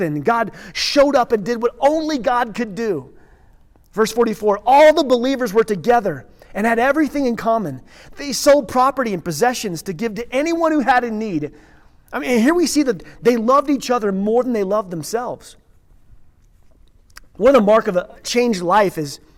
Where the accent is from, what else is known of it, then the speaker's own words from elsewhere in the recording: Redstone, Colorado, United States; Pastor's kid growing up in Redstone